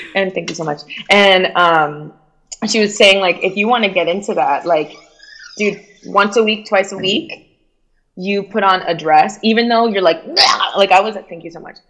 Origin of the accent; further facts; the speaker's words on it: Miami, Florida, United States; accent: Miami; moved away; also born or lived in Cuba / New York; I had a Miami accent